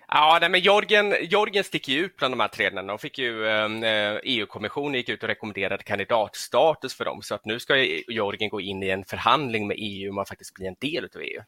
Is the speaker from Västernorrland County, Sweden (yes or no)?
no; Gothenburg, Västra Götaland, Sweden; född och uppvuxen i Göteborg